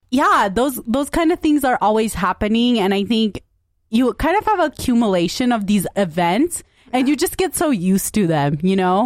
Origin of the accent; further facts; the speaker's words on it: United States; I am a brown woman. I'm American. I'm Punjabi